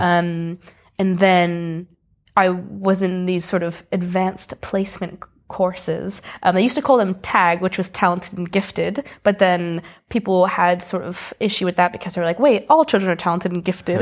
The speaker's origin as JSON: {"language": "English", "town": "Greenwich", "region": "Connecticut", "country": "United States", "tie": "born or raised there", "moved": "as an adult", "lives_now": "Edinburgh, United Kingdom", "said": "I grew up in a place called Greenwich, Connecticut, which is in the Northeast"}